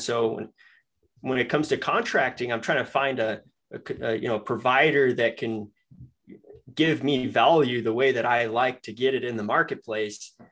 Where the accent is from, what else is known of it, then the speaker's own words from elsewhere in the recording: Denver, Colorado, United States; moved away as an adult; also born or lived in Michigan; I'm from Denver